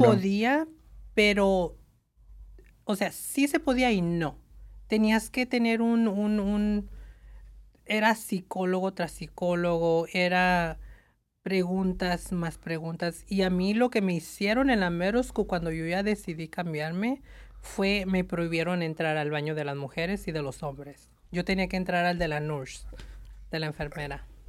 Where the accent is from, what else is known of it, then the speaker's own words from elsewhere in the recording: Tucson, Arizona, United States; moved away as an adult; now in Los Angeles, United States; soy de Tucson